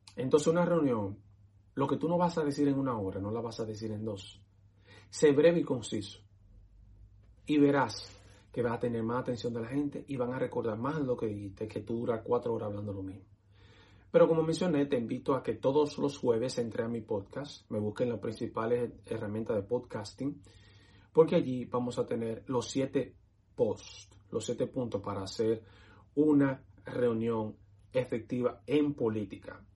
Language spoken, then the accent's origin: Spanish; Dominican Republic; moved away as an adult; now in United States; soy dominicano